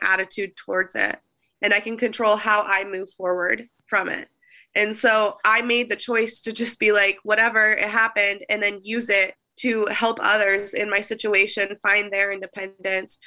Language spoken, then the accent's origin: English; United States; I love being American